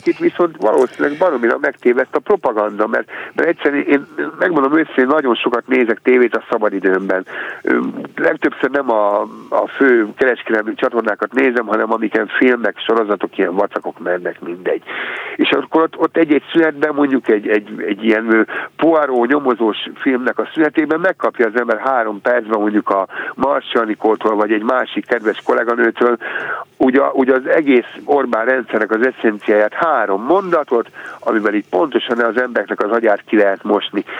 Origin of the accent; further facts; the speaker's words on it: Hungary; magyarként megélni